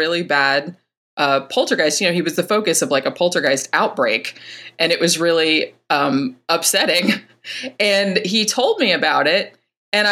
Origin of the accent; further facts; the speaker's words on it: Daytona Beach, Florida, United States; now in Orlando, United States; I am from Central Florida. I was born in Daytona Beach, but I live in Orlando now.